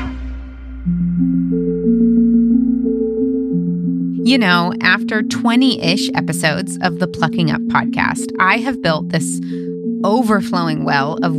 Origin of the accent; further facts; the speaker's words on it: Midwest, United States; I was born and raised in the Midwest